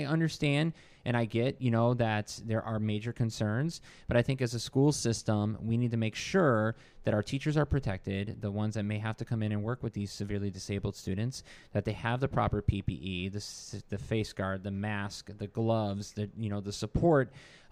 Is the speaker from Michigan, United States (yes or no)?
yes; Michigan, United States; now in Virginia, United States; Growing up in Michigan